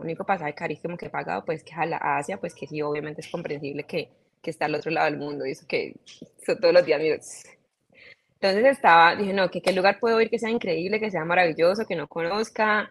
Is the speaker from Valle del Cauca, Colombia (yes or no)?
yes; Cali, Valle del Cauca, Colombia; yo soy colombiana, soy caleña, mis papás también son caleños. Eh, así que nací, crecí, mejor dicho, eh, me desarrollé todo eh, en Cali, toda mi vida